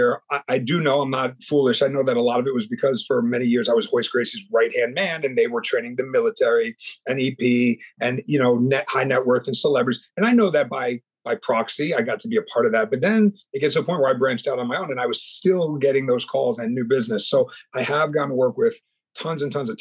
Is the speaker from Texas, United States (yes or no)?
no; New York, United States; also born or lived in California; now in Orlando, United States; I'm from New York and I moved down to Florida